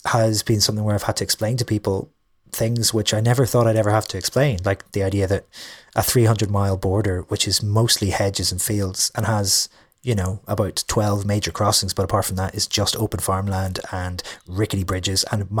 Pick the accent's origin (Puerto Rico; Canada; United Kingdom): United Kingdom; Derry, Northern Ireland; lots of things that I think are universal tend to be just because I'm from Ireland or just because I'm from Derry.